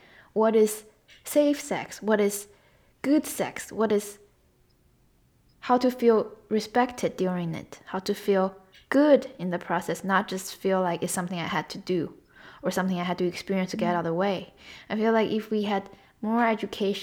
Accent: China; moved away; growing up in China and then living here

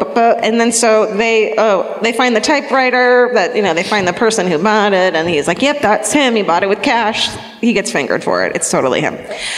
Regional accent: Denver, Colorado, United States; We know. We're from Denver.

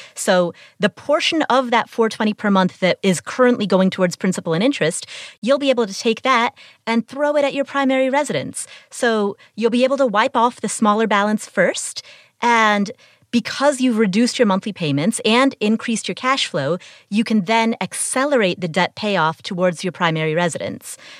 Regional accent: Cincinnati, Ohio, United States; I grew up in Cincinnati. It's my hometown

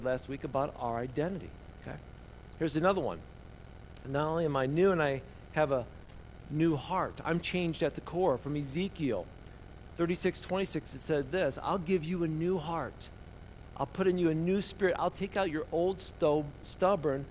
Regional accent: Indiana, United States; a boy growing up in Indiana

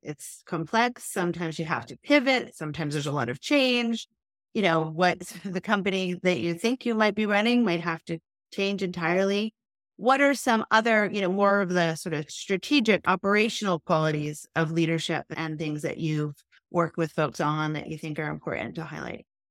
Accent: New York, United States; we grew up in New York and we went to Spence

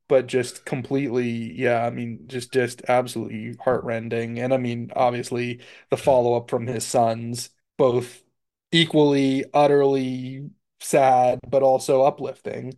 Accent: Central Florida, United States; growing up in Florida

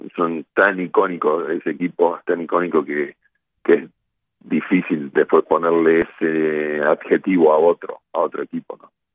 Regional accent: Argentina

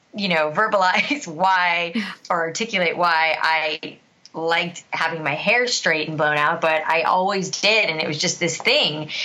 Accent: South Florida, United States; I grew up in South Florida

